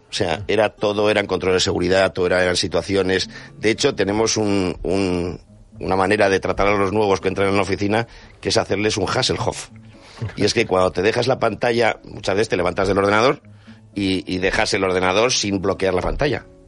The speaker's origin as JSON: {"language": "Spanish", "town": "Bilbao", "region": "Basque Country", "country": "Spain", "said": "Soy de Bilbao"}